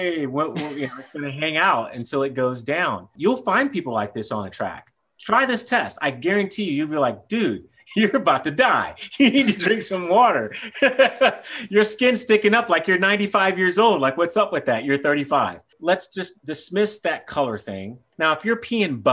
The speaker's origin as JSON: {"language": "English", "region": "Texas", "country": "United States", "said": "I'm from Texas"}